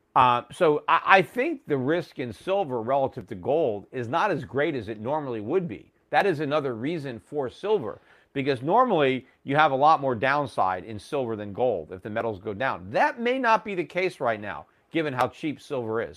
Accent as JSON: {"language": "English", "country": "United States", "said": "As an American"}